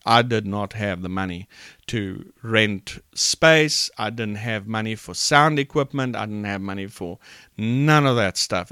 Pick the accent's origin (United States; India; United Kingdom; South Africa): South Africa; Port Elizabeth, Eastern Cape; I'm from Port Elizabeth, South Africa